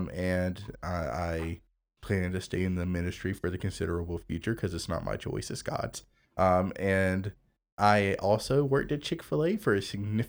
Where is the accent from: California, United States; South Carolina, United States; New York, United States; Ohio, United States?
South Carolina, United States; Greenville; born there; I was born in Greenville, South Carolina as a preacher's kid.